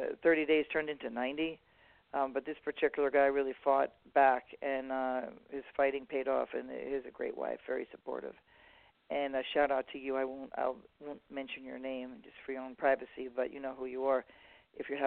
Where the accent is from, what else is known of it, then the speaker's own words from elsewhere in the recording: New York City, New York, United States; now in Southern California, United States; I was raised like in New York City